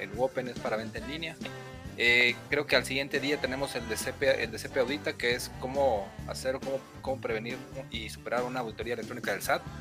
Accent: Mexico; No sería ideal, como buen mexicano

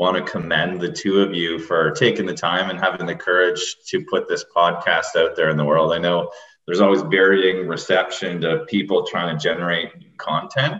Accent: Sault Ste. Marie, Ontario, Canada; I grew up in Sault Ste. Marie, Ontario

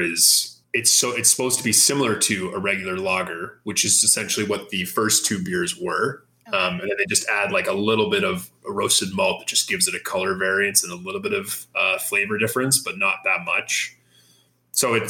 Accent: Guelph, Ontario, Canada; I am from Guelph. Yeah, I've been living here pretty much my whole life, except in university

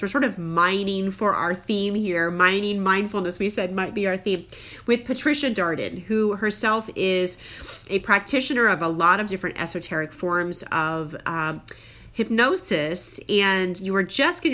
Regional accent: Crown Point, Indiana, United States; my hometown of Crown Point, Indiana, and my current hometown

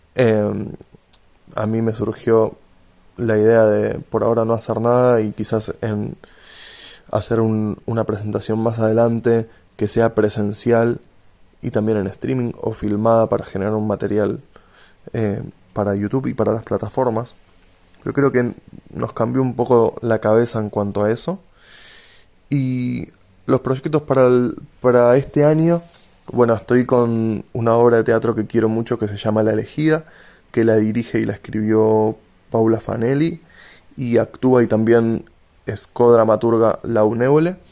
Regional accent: Tigre, Buenos Aires Province, Argentina; also born or lived in Aarhus, Denmark; Tigre, que es donde crecí, en López Camelo Tigre

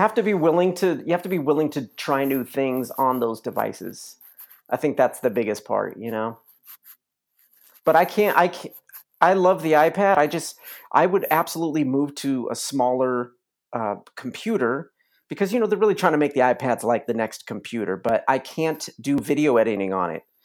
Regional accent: Los Angeles, California, United States; moved away as an adult; now in Joshua Tree, United States; I'm originally from Los Angeles, though. Born and raised, uh, native Angelino.

